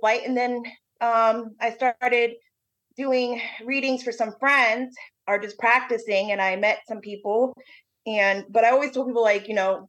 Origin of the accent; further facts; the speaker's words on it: Bowie, Maryland, United States; moved away; also born or lived in New Orleans, Louisiana; I grew up in Bowie, Maryland, Crofton, Maryland area